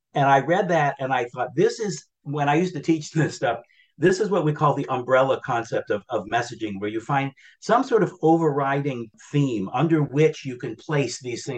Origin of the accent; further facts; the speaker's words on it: New Hampshire, United States; It was up in my home state of New Hampshire, up in Claremont, that he made that statement.